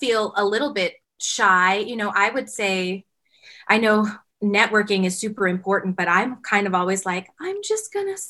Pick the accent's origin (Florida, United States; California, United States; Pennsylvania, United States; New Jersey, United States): Pennsylvania, United States; Whitehall; moved away as an adult; also born or lived in Hartford, Connecticut / New York; now in Las Vegas, United States; So, yes, I grew up near Allentown, Pennsylvania. And then I went to college in Connecticut, Hartford, Connecticut.